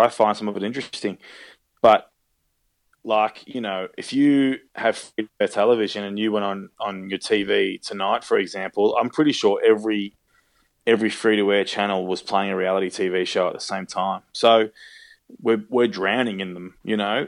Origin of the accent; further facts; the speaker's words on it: Australia; accent: Australian; I love working in Australia and I love being able to use my own accent.